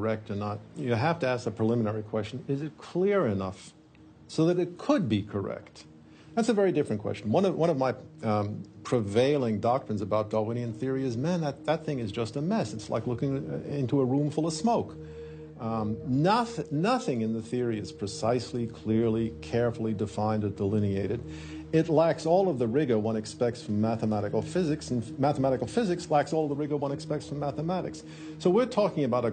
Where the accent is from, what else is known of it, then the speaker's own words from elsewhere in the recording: New York, United States; moved away as an adult; also born or lived in California; now in Paris, France; I was born in New York